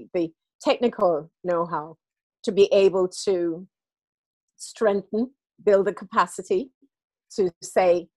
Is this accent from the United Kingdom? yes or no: yes; United Kingdom; also born or lived in Jamaica; I grew up here and I was born in Jamaica, and I returned home for a period of time